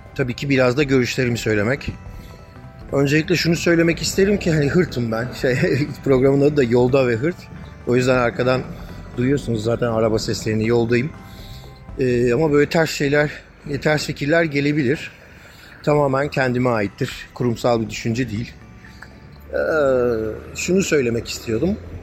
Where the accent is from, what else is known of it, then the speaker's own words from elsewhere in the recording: Turkey; moved away as an adult; now in Brussels, Belgium; Ermeni toplumunun içerisinden yetişmiş biri olarak sonuçta Ermeni okullarında büyüdüm